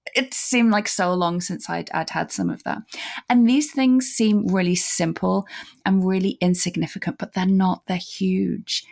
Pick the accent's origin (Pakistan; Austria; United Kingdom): United Kingdom; as a British person